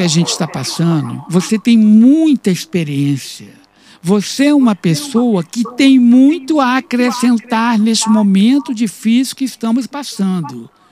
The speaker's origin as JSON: {"language": "Portuguese", "region": "Rio de Janeiro", "country": "Brazil", "tie": "born or raised there", "said": "no Rio de Janeiro, que é a minha cidade natal"}